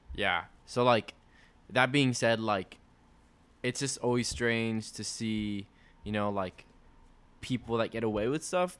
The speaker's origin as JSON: {"language": "English", "town": "Laredo", "region": "Texas", "country": "United States", "tie": "born or raised there", "said": "people in Laredo took action, my hometown"}